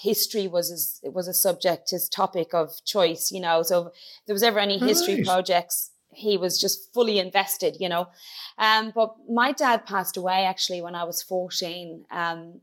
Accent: Ireland; also born or lived in Dublin / County Kilkenny; I'm from Dublin, but I grew up in County Clare and Kilkenny

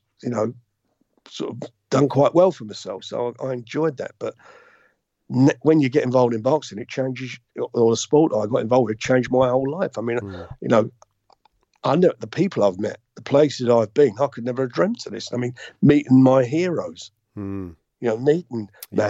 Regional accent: London, United Kingdom; I come from Islington. I lived in a council block of flats, Priory Green Estate, just off of Pentonville Road. That's where I grew up

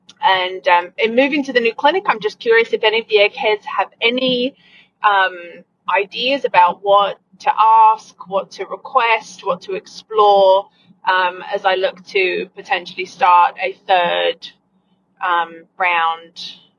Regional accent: United Kingdom; now in Florida, United States; from Florida. Real quick before I ask my question, Matt, you had said I came by way of Brisbane. I'm actually British, but fun fact, if you live in Florida for 20 years and come from the UK, you end up sounding Australian.

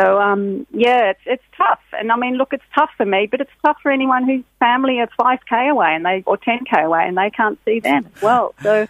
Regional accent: Australia; moved away as an adult; now in Ireland; I, as you might hear from my accent, I'm Australian. I've lived in Ireland for 20 years, and my husband's also Australian.

